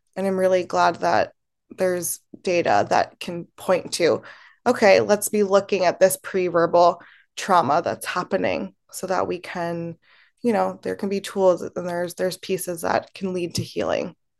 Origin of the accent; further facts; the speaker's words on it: Baltimore, Maryland, United States; also born or lived in Temuco, Chile; I grew up in Baltimore, Maryland, in a very white community